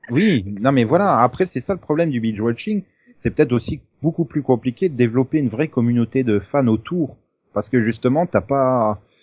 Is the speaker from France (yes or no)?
yes; France; on est français